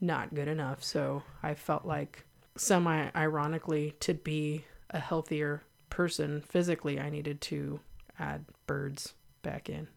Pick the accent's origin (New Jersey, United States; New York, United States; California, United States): California, United States; Santa Cruz; I was born in Santa Cruz, an unincorporated Santa Cruz, an area called Live Oak. I was born at home. But I grew up with parents who had been hippies